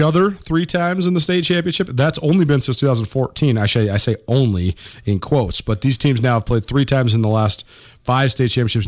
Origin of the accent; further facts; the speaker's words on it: Montana, United States; back when I was in high school or even before that, growing up in Montana